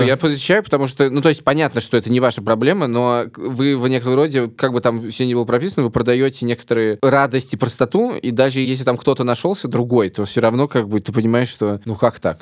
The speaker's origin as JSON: {"language": "Russian", "region": "Riga", "country": "Latvia", "moved": "yes", "lives_now": "Moscow, Russia", "said": "я из Риги"}